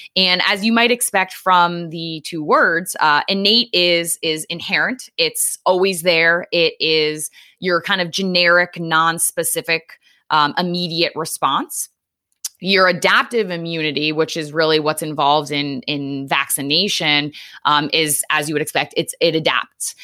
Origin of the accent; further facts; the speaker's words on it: Norwich, Connecticut, United States; moved away as an adult; also born or lived in Long Island / New York City; now in Philadelphia suburbs, United States; I grew up in Eastern Connecticut, um, a town called Norwich